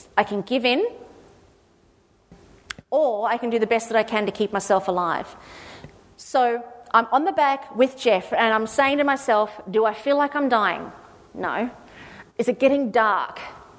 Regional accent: Australia; I went, "Oh, God, it's, being Australian is fabulous." Except we don't say Australian, we say strong.

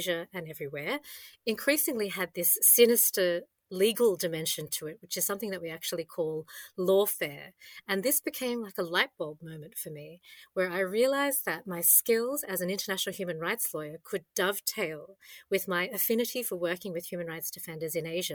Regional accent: Australia; I enjoyed as an Aussie

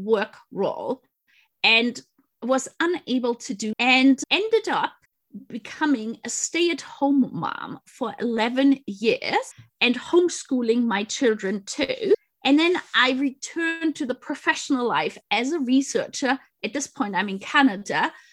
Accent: close to Munich, Bavaria, Germany; English is a second language; moved away as an adult; also born or lived in England; I grew up, as you mentioned, close to Munich.

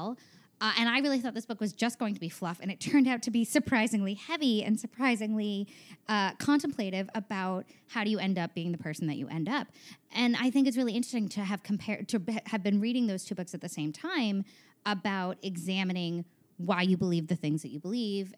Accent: small town New York, United States; moved away as an adult; also born or lived in Maryland; now in Los Angeles, United States; I'm from small town New York, about an hour north of the city

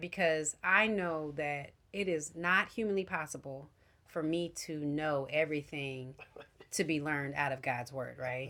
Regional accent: United States; as an American Christian

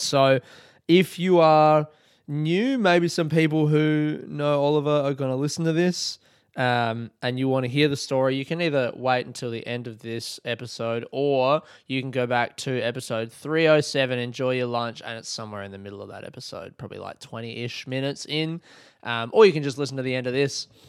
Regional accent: Adelaide, South Australia, Australia; I grew up in Adelaide

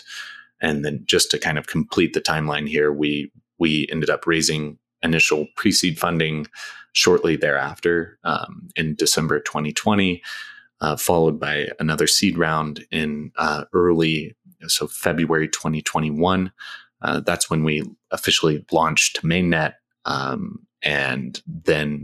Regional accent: United States; moved away as an adult; also born or lived in Thailand; I'm an American, but I spent 10 years outside of the US, so I'm very much a diet American at this point

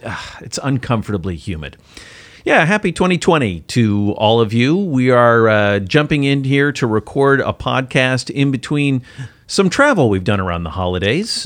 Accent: United States; as an American

